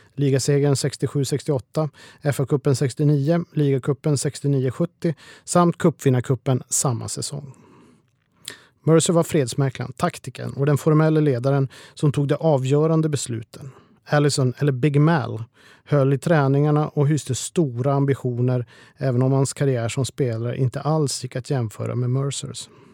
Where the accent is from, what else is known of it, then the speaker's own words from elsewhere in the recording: Sweden; hemma i Sverige